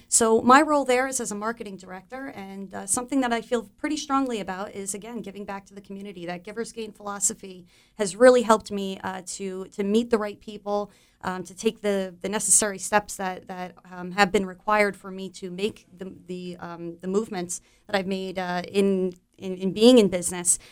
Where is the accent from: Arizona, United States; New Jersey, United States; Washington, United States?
New Jersey, United States; Monmouth County; I am a, uh, New Jersey native. Um, I was born and raised in Monmouth County